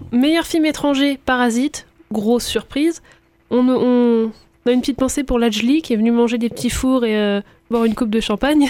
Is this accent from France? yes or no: yes; France; chez nous en France